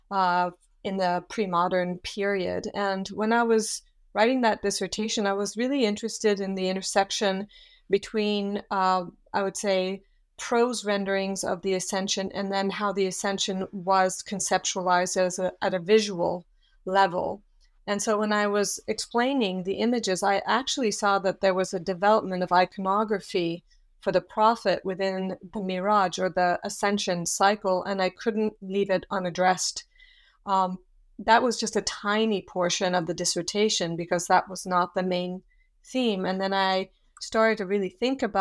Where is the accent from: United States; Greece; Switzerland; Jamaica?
Switzerland; also born or lived in Australia / Yugoslavia; and I am from Switzerland, so I hadn't had any languages or experience um, within the Islamic world.